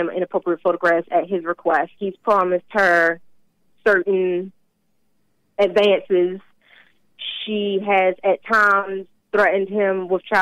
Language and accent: English; Baltimore, Maryland, United States; moved away